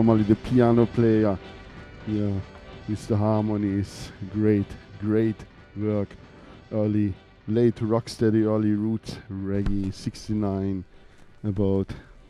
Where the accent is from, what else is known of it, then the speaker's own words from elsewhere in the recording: Lake Constance, Baden-Württemberg, Germany; here in my hometown where I come from, Lake of Constance in the south of Germany, to the border Switzerland and Austria